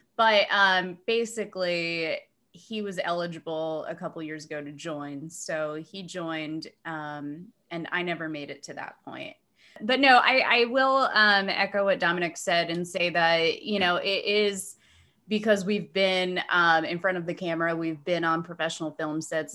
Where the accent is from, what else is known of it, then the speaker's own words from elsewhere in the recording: New Jersey, United States; now in Dunedin, United States; I am from New Jersey